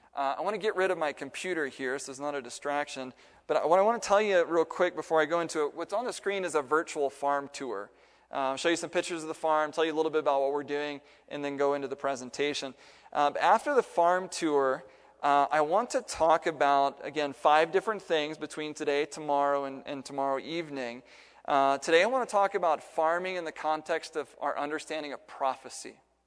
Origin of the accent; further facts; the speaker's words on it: Midwest, United States; moved away as an adult; also born or lived in California; I'm from the Midwest. I grew up in a not-so-populated part of the world.